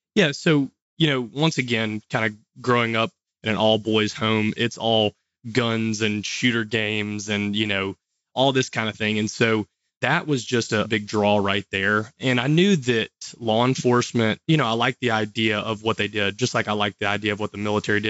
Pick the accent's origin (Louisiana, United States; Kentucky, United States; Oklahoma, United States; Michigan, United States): Louisiana, United States; Monroe; I'm from Louisiana. You probably can't tell by the accent, and I get that a lot, but I was born in Monroe, which is the northeast part of Louisiana. Graduated from high school here